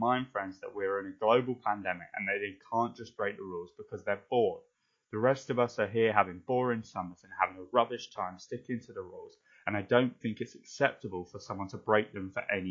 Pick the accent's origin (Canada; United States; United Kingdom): United Kingdom; I'm so British